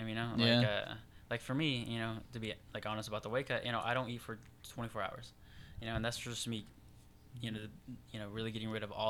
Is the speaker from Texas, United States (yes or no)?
yes; Houston, Texas, United States; moved away as an adult; now in Sacramento, United States; born and raised in Houston, Texas.